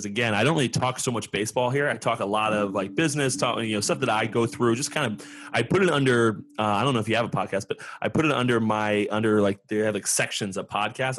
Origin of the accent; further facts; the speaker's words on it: New Jersey, United States; I'm from Jersey.